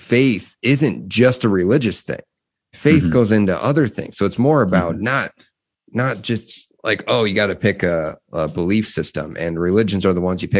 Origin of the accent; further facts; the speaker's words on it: Midwest, United States; This is coming from the Midwest